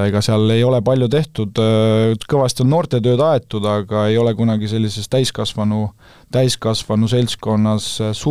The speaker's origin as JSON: {"language": "Estonian", "town": "Tapa", "region": "Lääne-Viru County", "country": "Estonia", "moved": "yes", "said": "Tapa kui käsipallilinna kohta, siis jah, et äh, ma olen sealt pärit ja, ja vastuse teine pool siis, et olen sinna nüüd tagasi jõudnud, et väike linn ta on"}